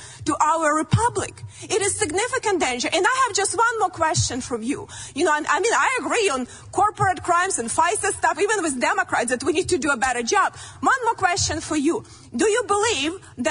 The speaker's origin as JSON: {"language": "English", "country": "Ukraine", "tie": "born or raised there", "moved": "as an adult", "lives_now": "United States"}